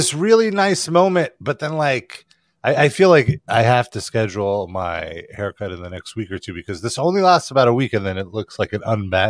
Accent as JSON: {"language": "English", "town": "New York City", "region": "New York", "country": "United States", "tie": "born or raised there", "said": "They know of my origins and that I grew up on the Brighton Beach."}